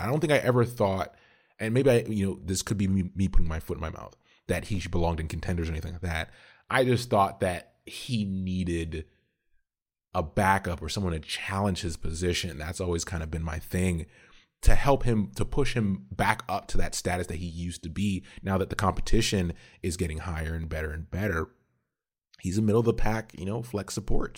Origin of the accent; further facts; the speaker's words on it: Ontario, Canada; now in Atlanta, United States; I am Canadian. So, originally born in Canada